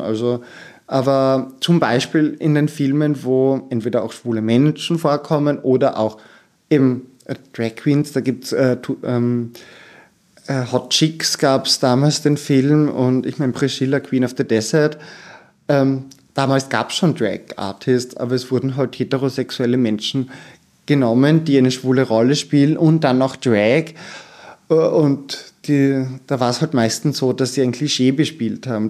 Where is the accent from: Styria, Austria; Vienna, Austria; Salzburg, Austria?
Styria, Austria; ich komme vom Land, aus der Steiermark